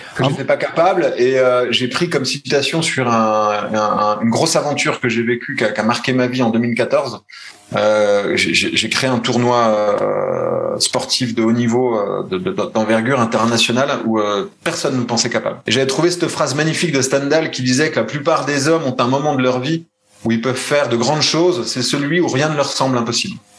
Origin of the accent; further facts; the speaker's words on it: Besançon, Bourgogne-Franche-Comté, France; moved away as an adult; now in Switzerland; je suis né à Besançon